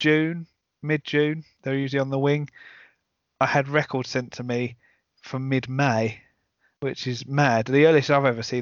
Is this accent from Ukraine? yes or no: no; Essex, East of England, United Kingdom; I'm from Essex